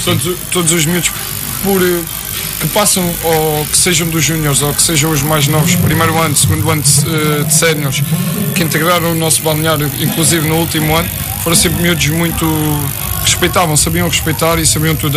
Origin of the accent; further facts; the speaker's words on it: Montijo, Setúbal, Portugal; não sou natural do Montijo, mas também fui criado aqui, sou daqui, sou do Montijo.